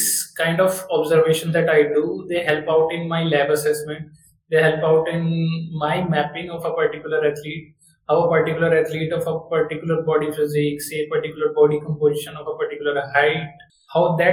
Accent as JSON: {"language": "English", "area": "Baghpat district", "region": "Uttar Pradesh", "country": "India", "tie": "born or raised there", "moved": "yes", "lives_now": "Gandhinagar, India", "said": "I am basically born and brought up in Bagpat district, Uttar Pradesh. But my life is currently based out of Gandhinagar, Gujarat"}